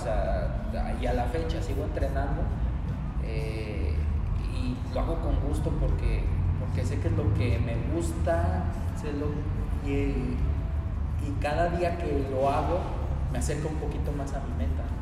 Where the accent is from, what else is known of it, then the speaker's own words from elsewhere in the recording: San Luis Potosí, Mexico; estoy muy orgulloso de ser potosino, de representar a mi estado, porque represento a los 58 municipios